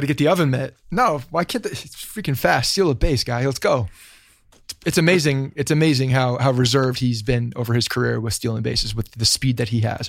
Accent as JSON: {"language": "English", "area": "Bergen County", "region": "New Jersey", "country": "United States", "tie": "born or raised there", "said": "I grew up in uh, North Jersey and uh, Bergen County, about 20, 25 minutes from the stadium"}